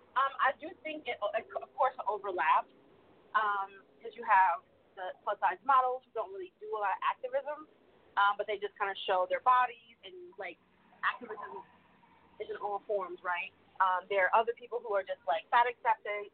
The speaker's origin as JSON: {"language": "English", "town": "Detroit", "region": "Michigan", "country": "United States", "tie": "born or raised there", "said": "when I was younger, growing up in Detroit"}